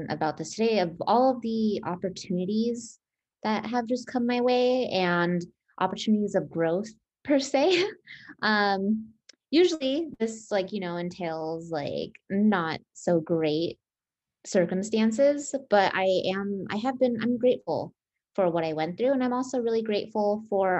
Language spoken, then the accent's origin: English; Las Vegas, Nevada, United States; born and raised in Vegas